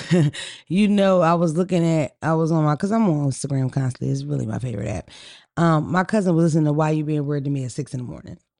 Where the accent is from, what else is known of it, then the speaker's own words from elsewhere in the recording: Atlanta, Georgia, United States; we're from Atlanta